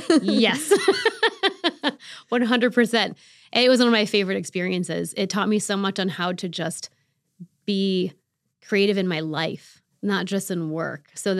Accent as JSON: {"language": "English", "town": "Rochester", "region": "New York", "country": "United States", "tie": "born or raised there", "said": "And some friends in college founded it in my hometown in Rochester."}